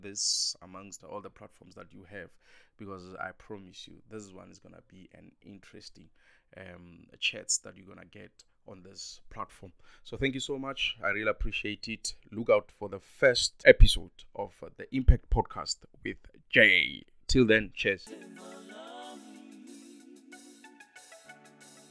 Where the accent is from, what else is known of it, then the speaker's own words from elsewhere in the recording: South Africa; as South African and being in South Africa, we have about 12 languages